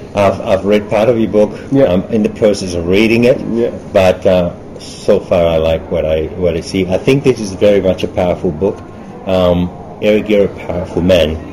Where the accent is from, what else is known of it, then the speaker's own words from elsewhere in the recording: Germany; moved away; also born or lived in Australia; They got married and they had me in Germany. Mm-hmm. I grew up in Germany